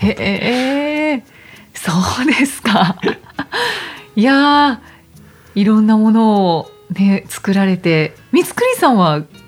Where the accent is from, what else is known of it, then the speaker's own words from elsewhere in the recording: Kyushu, Japan; 私は九州ですけれども